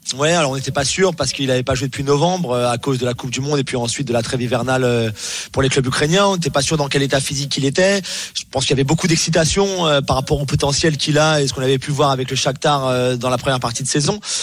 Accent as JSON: {"language": "French", "region": "England", "country": "United Kingdom", "said": "chez moi en Angleterre"}